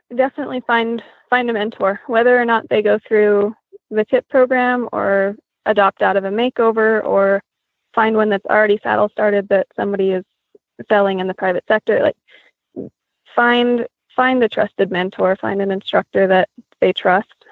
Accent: Grand Junction, Colorado, United States; We grew up in Grand Junction. There's a wild horse herd um, right there in the in the backyard there. So I grew up around the Little Book Cliffs Wild Horse Range.

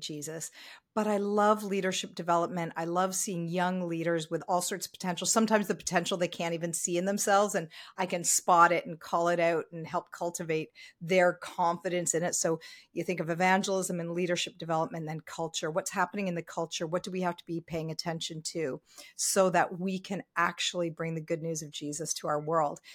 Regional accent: Ontario, Canada; now in Vancouver, Canada; I am very, very happily, um, based here in Vancouver, even though I grew up in Ontario.

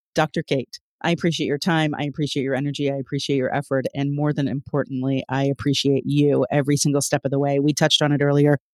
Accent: Toronto, Ontario, Canada; I'm from Toronto, Canada

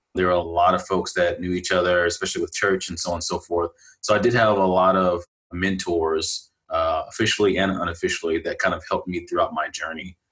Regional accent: Galveston, Texas, United States; my hometown is Galveston, Texas, and I grew up there

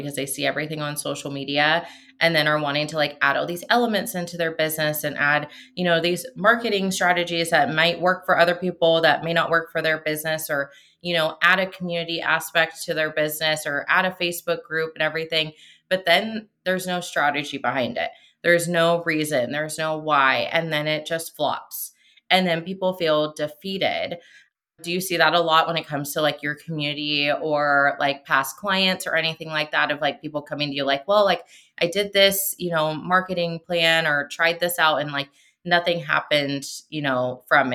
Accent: Seattle, Washington, United States; moved away as an adult; now in Arizona, United States; I am from Washington State. We recently moved to Arizona, but so I'm from Seattle too.

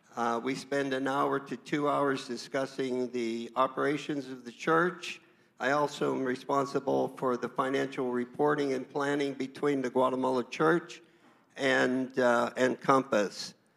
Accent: Southwestern Pennsylvania, United States; moved away as an adult; now in California, United States; I was born in Southwestern Pennsylvania

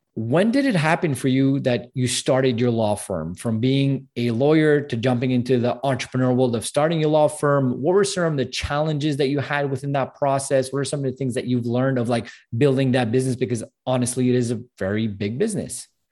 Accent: Canada; I'm from Canada

